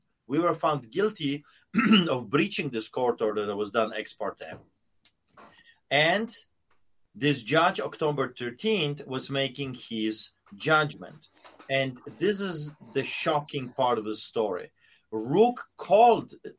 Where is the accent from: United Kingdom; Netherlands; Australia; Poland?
Poland; moved away; when I was growing up in Poland, behind the Iron Curtain